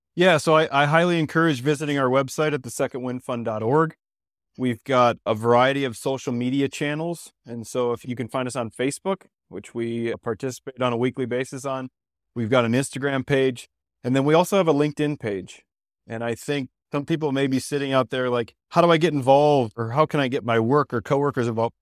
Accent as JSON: {"language": "English", "region": "Ohio", "country": "United States", "also_born_or_lived": "Belize", "moved": "as an adult", "lives_now": "Denver, United States", "said": "I'm originally from Ohio"}